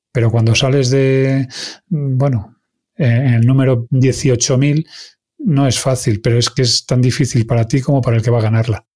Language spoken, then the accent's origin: Spanish; Galicia, Spain; first language Galician; Spanish is a second language; como buen gallego